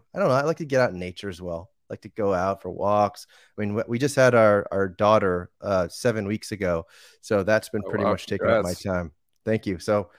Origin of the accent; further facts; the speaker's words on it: Boston, Massachusetts, United States; also born or lived in Argentina / Costa Rica; So I was born and raised in outside of Boston, Massachusetts, a suburb outside there. I then lived in different places.